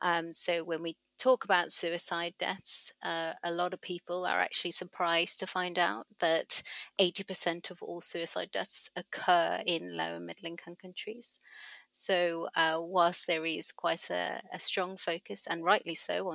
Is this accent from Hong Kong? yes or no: yes; Hong Kong; moved away; also born or lived in Sri Lanka / Cardiff; I was born in Sri Lanka, but I grew up in Hong Kong